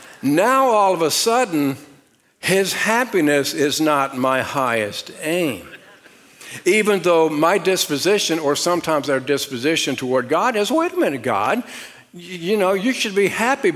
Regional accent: Richmond, Virginia, United States; I was raised outside of Richmond, Virginia, and I was raised out in the country

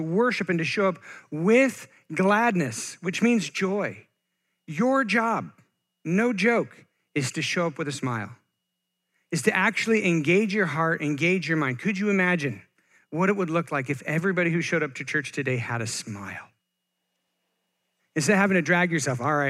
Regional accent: Bend, Oregon, United States; also born or lived in Eugene, Oregon; I am born and raised Oregonian

